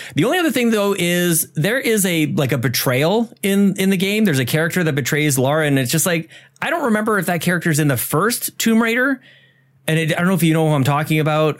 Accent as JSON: {"language": "English", "country": "Canada", "said": "We're Canadian"}